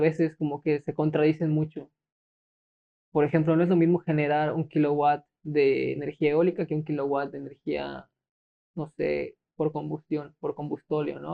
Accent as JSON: {"language": "Spanish", "country": "Mexico", "said": "siento que como mexicanos a veces somos como que, ¿por qué lo voy a hacer si ya lo hace él?"}